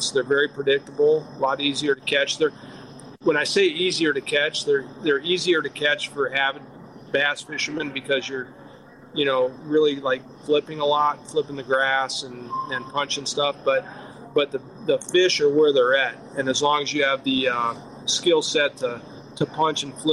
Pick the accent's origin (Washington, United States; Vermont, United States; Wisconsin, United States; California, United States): Wisconsin, United States; moved away; I came from Wisconsin, the Wisconsin Bass Federation, back before it split, and kind of cut my teeth. I learned from a lot of the local guys up there, and still stay in touch with a lot of them and follow them on Facebook and Instagram, and uh, kind of consider that my home.